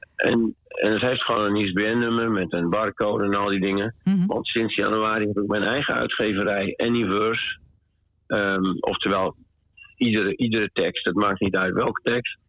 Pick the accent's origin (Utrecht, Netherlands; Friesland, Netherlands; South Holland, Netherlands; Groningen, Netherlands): Groningen, Netherlands; also born or lived in Schiermonnikoog; now in Almere, Netherlands; ik ben een Groninger